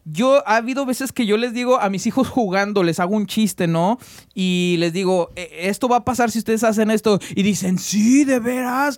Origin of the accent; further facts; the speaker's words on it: Mexico; nosotros somos mexicanos